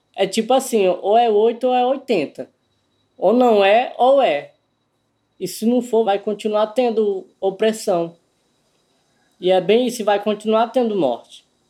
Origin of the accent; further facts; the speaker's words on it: Codó, Maranhão, Brazil; also born or lived in Buriticupu; sou natural de Codó, no Maranhão